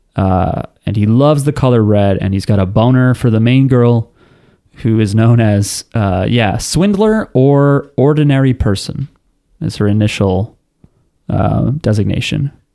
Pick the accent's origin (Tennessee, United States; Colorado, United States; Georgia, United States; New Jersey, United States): New Jersey, United States; We don't have accents. We're from New Jersey.